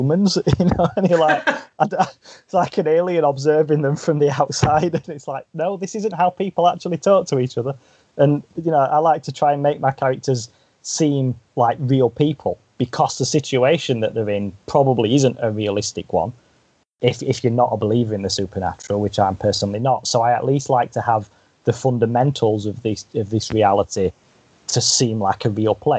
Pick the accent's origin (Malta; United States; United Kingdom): United Kingdom; as a British person